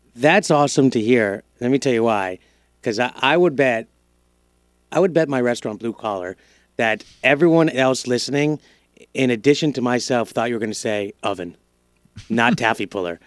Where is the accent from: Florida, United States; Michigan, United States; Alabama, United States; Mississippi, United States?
Florida, United States; Broward; also born or lived in Miami / New York; I grew up in Broward until I was ten